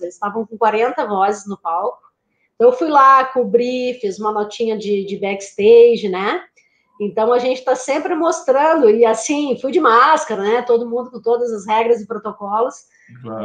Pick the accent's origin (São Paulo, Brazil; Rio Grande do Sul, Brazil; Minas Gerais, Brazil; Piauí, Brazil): Rio Grande do Sul, Brazil; Porto Alegre; moved away as an adult; now in Florianópolis, Brazil; no Rio Grande do Sul, que é a minha terra natal, eu sou porto-alegrense, mas moro em Florianópolis há 20 anos.